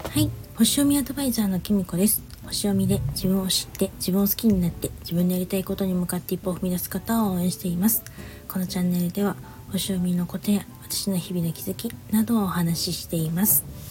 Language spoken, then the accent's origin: Japanese; Niigata, Japan; moved away; 私も一応新潟出身なので